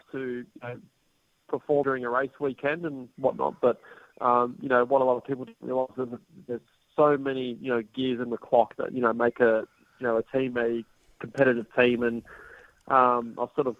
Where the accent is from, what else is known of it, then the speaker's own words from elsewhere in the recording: Australia; being Australian